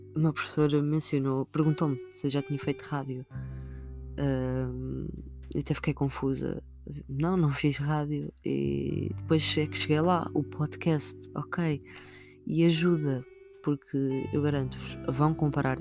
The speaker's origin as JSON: {"language": "Portuguese", "town": "Sintra", "region": "Lisbon", "country": "Portugal", "said": "eu sou de Sintra"}